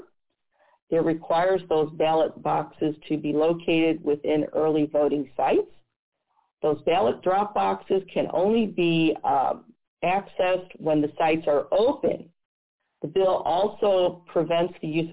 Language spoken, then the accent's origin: English; Missouri, United States; my home state of Missouri